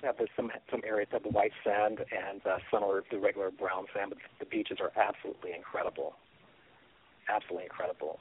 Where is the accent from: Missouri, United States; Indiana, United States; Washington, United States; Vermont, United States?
Missouri, United States; Kansas City; now in Los Angeles, United States; I live in Los Angeles, California, and I'm originally from Kansas City, Missouri.